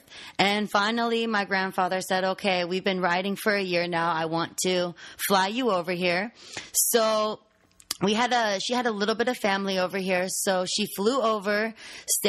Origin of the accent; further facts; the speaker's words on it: Santa Rosa, California, United States; I grew up in Northern California in Santa Rosa